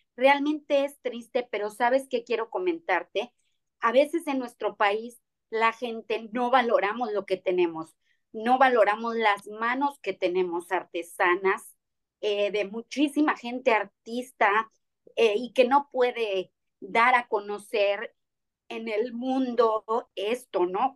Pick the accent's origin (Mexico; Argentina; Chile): Mexico; now in Cancún, Mexico; algo hecho en nuestro país, algo que trabajamos con artesanos, algo que me gusta realmente mostrar de nuestro país